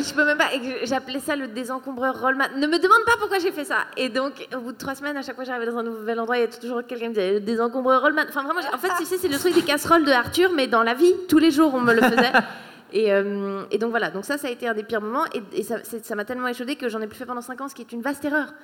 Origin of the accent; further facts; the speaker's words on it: Switzerland; moved away as an adult; also born or lived in Paris, France / Australia; je suis suisse à la base